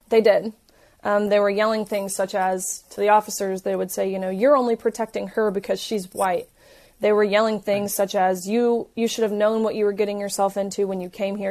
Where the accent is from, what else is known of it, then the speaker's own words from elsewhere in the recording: Tennessee, United States; I'm from Tennessee